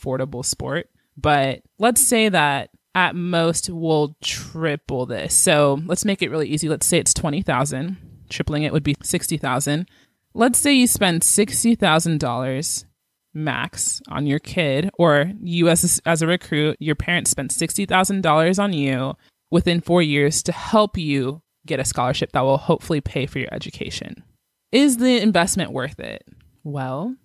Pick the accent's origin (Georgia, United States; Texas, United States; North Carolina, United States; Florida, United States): Georgia, United States; moved away as an adult; also born or lived in Kansas; I'm from Georgia and I was going to the University of Kansas. I was out of state.